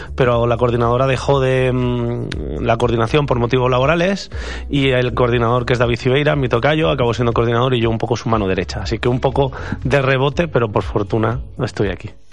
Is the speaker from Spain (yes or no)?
yes; Ibi, Valencian Community, Spain; moved away as an adult; now in Veszprém, Hungary; soy de Ibi, que es un pueblo de Alicante, de la montaña, famoso por el juguetes y el helado, yo soy profesor en Hungría